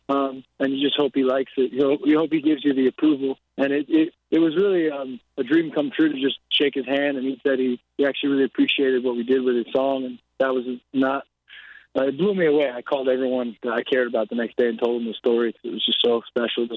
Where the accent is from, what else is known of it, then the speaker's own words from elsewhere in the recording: outside New York City, New Jersey, United States; I grew up outside of New York City in New Jersey